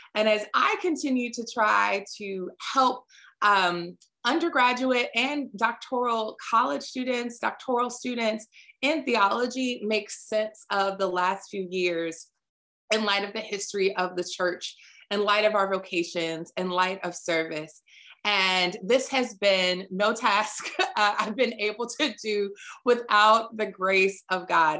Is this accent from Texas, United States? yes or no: no; Virginia, United States; Virginia, my home state